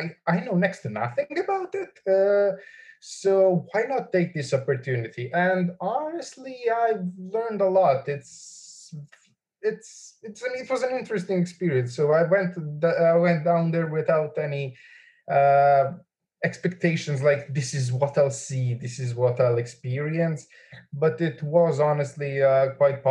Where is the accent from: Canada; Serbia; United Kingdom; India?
Serbia; Belgrade; I'm from Belgrade.